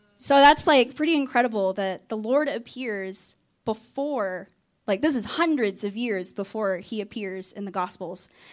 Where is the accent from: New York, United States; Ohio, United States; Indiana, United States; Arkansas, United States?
Arkansas, United States; also born or lived in Texas; now in North Carolina, United States; I am originally from Arkansas